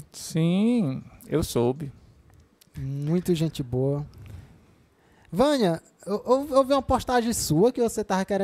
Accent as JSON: {"language": "Portuguese", "town": "Quixadá", "region": "Ceará", "country": "Brazil", "said": "sou de Quixadá."}